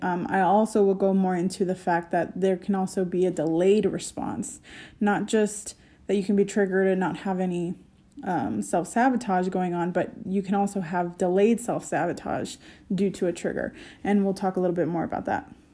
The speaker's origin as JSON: {"language": "English", "country": "United States", "said": "as an American"}